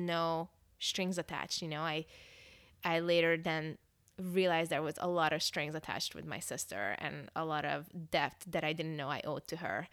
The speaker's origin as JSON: {"language": "English", "country": "Hungary", "tie": "born or raised there", "second_language": "English", "moved": "yes", "lives_now": "Northern California, United States", "said": "I was born and raised in Hungary, um, Europe."}